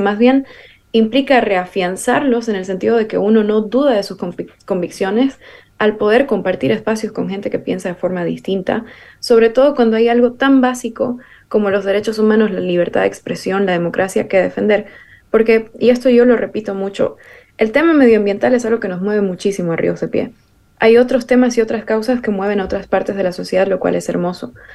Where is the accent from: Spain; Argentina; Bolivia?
Bolivia; para nosotros em, como identidad boliviana